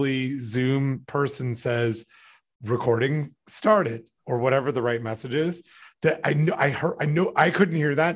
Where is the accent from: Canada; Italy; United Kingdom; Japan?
Canada; I'm Canadian